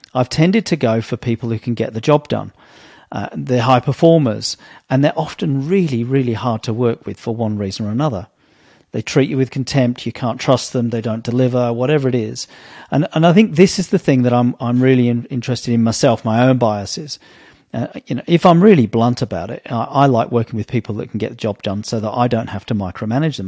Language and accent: English; England, United Kingdom; as a young kid growing up in Britain in the 70s and 80s